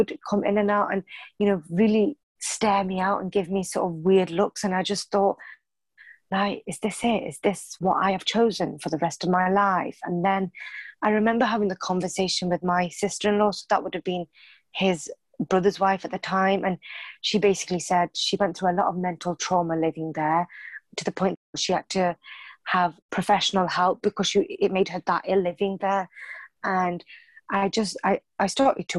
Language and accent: English; United Kingdom; born or raised there